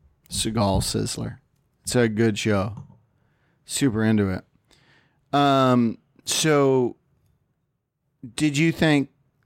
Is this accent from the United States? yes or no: no; Canada; I'm Canadian.